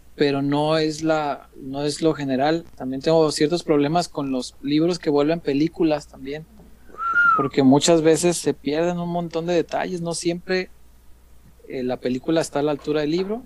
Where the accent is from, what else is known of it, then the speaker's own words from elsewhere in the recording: Mexico; yo crecí en la colonia Morelos